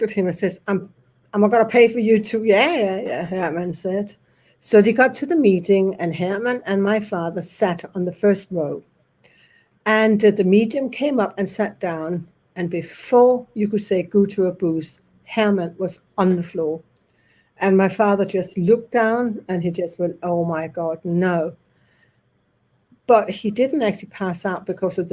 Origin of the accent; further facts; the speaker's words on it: Denmark; English is a second language; moved away; also born or lived in Norway; I was born in Denmark. My mother and my brother is Norwegian. My father and I are Danish. So I spent my childhood between the two countries and the two languages constantly.